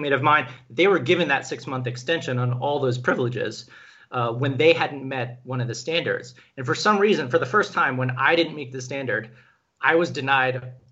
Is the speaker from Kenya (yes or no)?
yes; Kenya; moved away; So I was born in Kenya. I actually have a Kenyan birth certificate. I learned Swahili growing up.